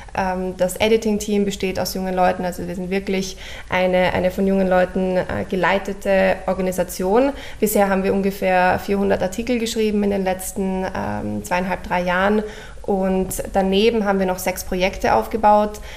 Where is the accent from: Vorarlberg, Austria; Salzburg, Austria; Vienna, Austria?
Vienna, Austria; moved away as an adult; also born or lived in Cambridge, England; Ich, ich komme aus Wien, habe äh, meine ganze Schulzeit in Wien verbracht